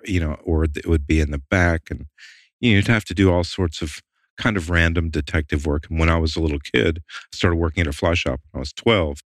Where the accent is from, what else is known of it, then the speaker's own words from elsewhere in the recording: the South, United States; also born or lived in Atlanta / Maine; growing up in the South